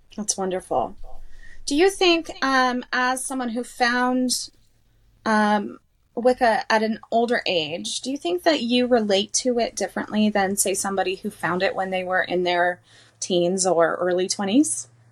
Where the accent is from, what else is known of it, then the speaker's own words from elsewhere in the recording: southeastern New Mexico, United States; I'm from New Mexico, so, southeastern New Mexico